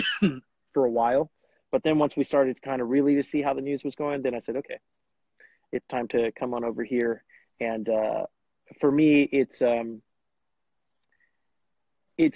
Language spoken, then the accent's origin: English; Bakersfield, California, United States; also born or lived in East Coast / Davis, California; now in Fresno, United States; I'm from Bakersfield, California originally